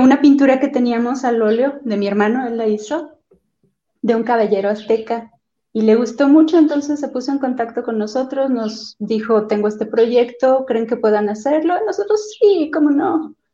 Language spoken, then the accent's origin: Spanish; Celaya, Guanajuato, Mexico; also born or lived in Abasolo, Guanajuato; nosotros nacimos en Celaya, Guanajuato. Eh, ahorita estamos viviendo en Abasolo.